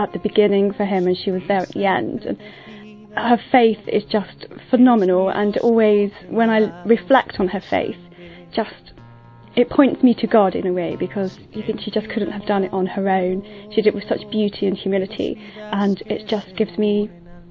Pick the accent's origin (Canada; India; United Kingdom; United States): United Kingdom; London; I'm 30 and I'm from London.